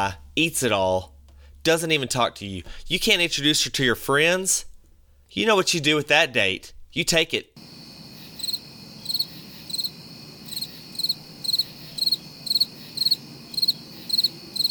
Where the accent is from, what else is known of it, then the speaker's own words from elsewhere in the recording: Texas, United States; We're from Texas